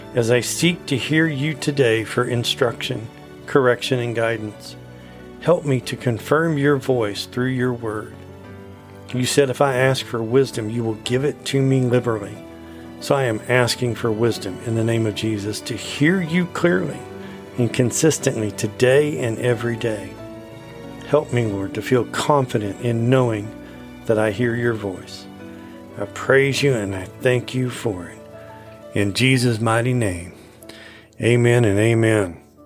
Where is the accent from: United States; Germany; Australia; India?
United States; being an American and having lived here my whole life